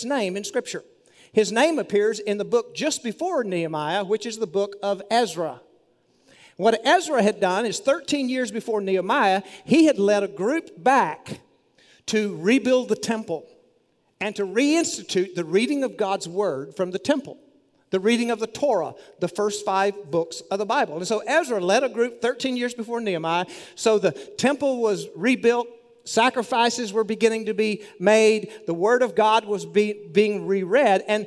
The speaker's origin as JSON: {"language": "English", "town": "Monahans", "region": "Texas", "country": "United States", "tie": "born or raised there", "said": "my hometown newspaper, Monahan's News"}